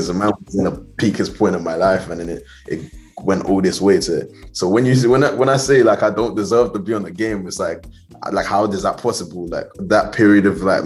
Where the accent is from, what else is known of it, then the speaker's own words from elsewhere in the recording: Southampton, South East England, United Kingdom; I grew up in Southampton.